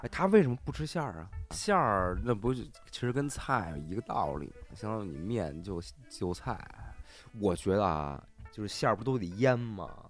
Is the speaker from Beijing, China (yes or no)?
yes; Beijing, China; 我作为北京人没尝过这个没尝过豆汁儿